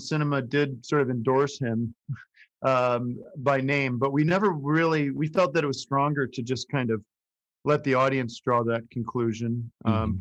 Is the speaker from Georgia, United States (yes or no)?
no; Allentown, Pennsylvania, United States; moved away; when I was growing up in the 80s, it was starting to shrink